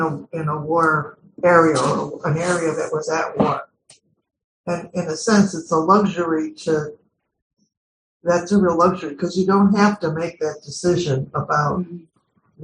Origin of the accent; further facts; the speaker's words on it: United States; growing up in America